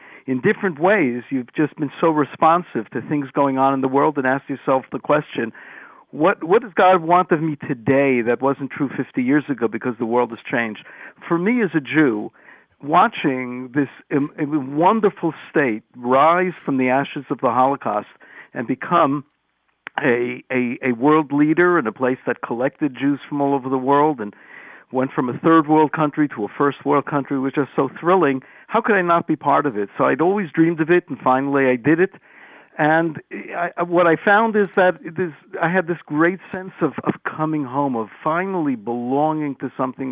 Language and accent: English; New York City, New York, United States; also born or lived in Los Angeles; now in Jerusalem, Israel; I was born in Mother Cabrini Hospital in New York City